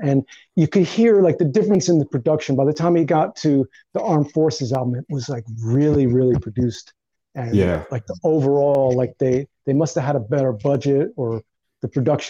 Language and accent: English; Northeast, United States; it's basically about the influences of growing up in the Northeast, sort of working class life in the Northeast.